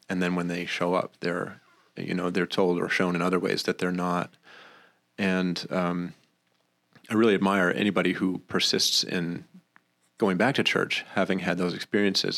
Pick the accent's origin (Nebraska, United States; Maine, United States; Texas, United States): Maine, United States; now in Rochester, United States; I was raised in Maine, not by bears, but by good, uh, good Christian people